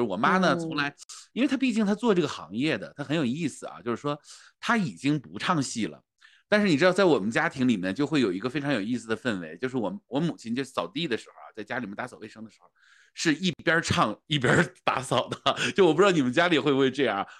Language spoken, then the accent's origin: Chinese; Northeast China, China; 我们北方人就是东北人，我而且我们在东北长大，就是要点一桌子菜